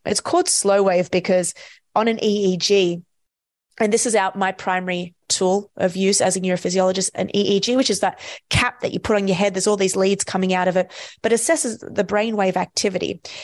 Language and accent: English; Australia; I'm from Australia